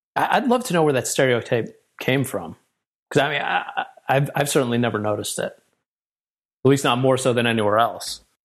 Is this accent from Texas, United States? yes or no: no; New York, United States; also born or lived in California; now in Philadelphia, United States; I grew up in New York